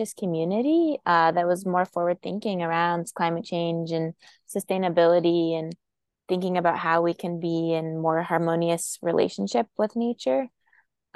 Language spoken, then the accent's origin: English; Boulder, Colorado, United States; grow up in Boulder, Colorado